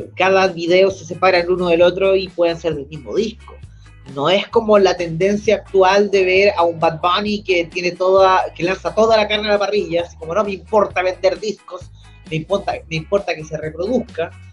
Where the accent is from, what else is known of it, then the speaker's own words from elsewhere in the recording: Chile; nosotros como chilenos